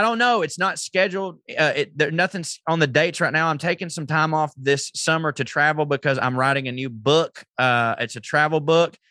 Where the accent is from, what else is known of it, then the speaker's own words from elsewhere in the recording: the South, United States; I'm from the South